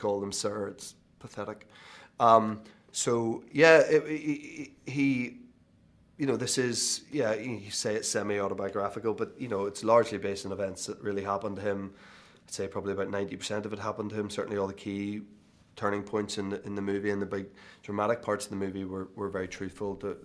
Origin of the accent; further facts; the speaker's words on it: Belfast, Northern Ireland, United Kingdom; moved away; I was obviously born in Belfast, but I grew up 6 miles outside of Belfast, went to school in Belfast